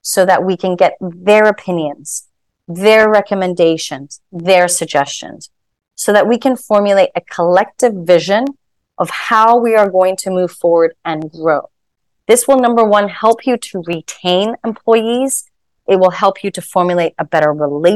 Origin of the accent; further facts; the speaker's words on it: Hong Kong; moved away as an adult; also born or lived in Shanghai; I'm born and raised in Hong Kong, moving to Shanghai.